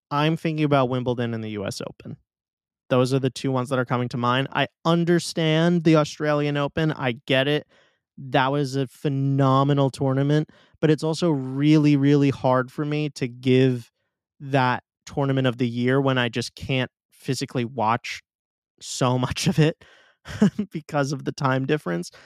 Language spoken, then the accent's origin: English; New York, United States; my hometown tournament